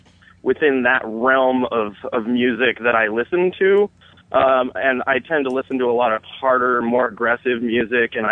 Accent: Bellingham, Washington, United States; I'm from Bellingham, Washington.

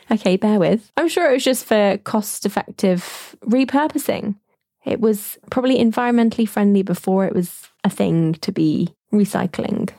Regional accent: United Kingdom; as British people

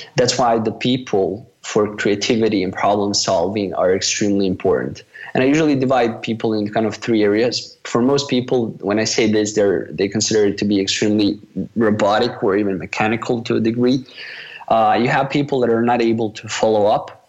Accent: Bosnia & Herzegovina; also born or lived in Malaysia; I'm from Bosnia

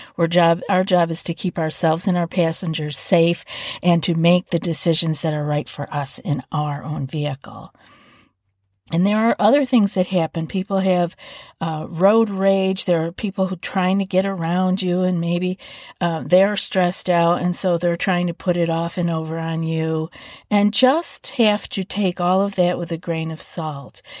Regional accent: East Coast, United States; moved away; I'm from the East Coast

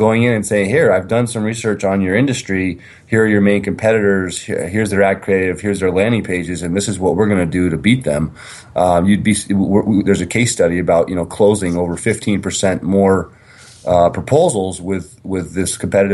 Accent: Vermont, United States; I grew up in Vermont

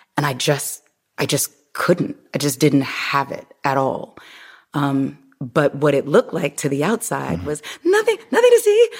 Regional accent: Omaha, Nebraska, United States; also born or lived in Miami; now in Los Angeles, United States; I grew up, I'm originally from Omaha, Nebraska

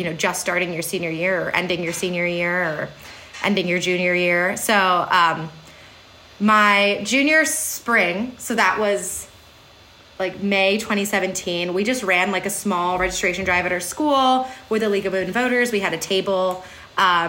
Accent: Berwyn, Pennsylvania, United States; I'm from Berwyn, Pennsylvania, Chester County, which is infamously purple

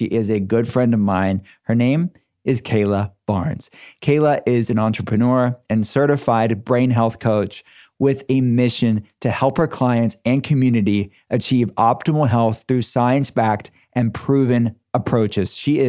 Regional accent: Pittsburgh, Pennsylvania, United States; I'm from Pittsburgh.

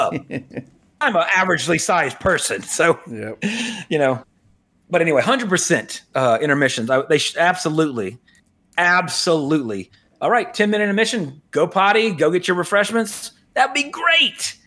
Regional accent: United States; as an American who cares about this country

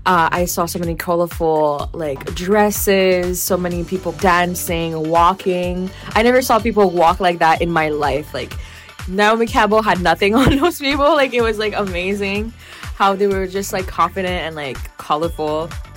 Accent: Haiti; moved away; Haitian descent because, like, I'm very happy about being Haitian. And, like, I grew up in Haiti and came here. But, like, the Haitian flavor and feistiness is still in me.

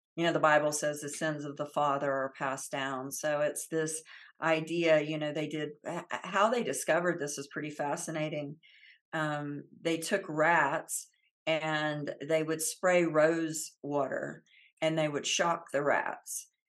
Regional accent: Central Florida, United States; I grew up in the South, uh, in Central Florida

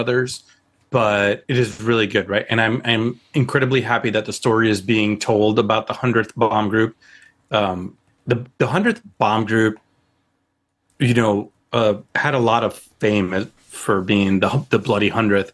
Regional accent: United States; moved away as an adult; also born or lived in United Kingdom; as an American airman serving over in the UK

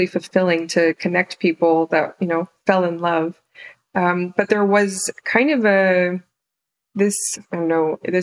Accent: the Poconos, Pennsylvania, United States; moved away as an adult; also born or lived in New York City; I grew up mostly in Pennsylvania, in the Poconos

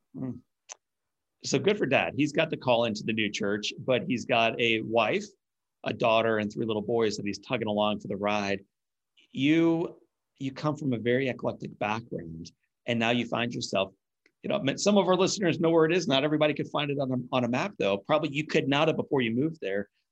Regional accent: St. Louis, Missouri, United States; born or raised there

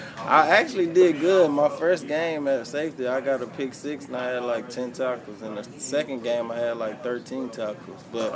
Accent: D'Lo, Mississippi, United States; Yeah, D-Lo, right. Mississippi. Small city in Mississippi, about 300 people. Everybody knows everybody, everybody's family.

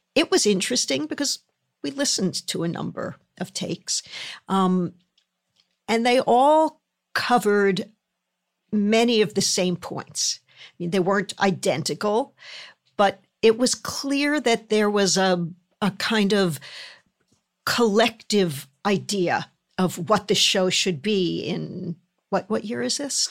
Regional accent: Philadelphia, Pennsylvania, United States; moved away; I grew up in Philadelphia

